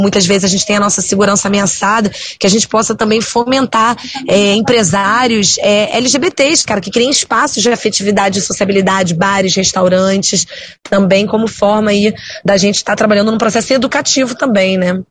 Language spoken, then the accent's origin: Portuguese; Teresópolis, Rio de Janeiro, Brazil; eu venho de Teresópolis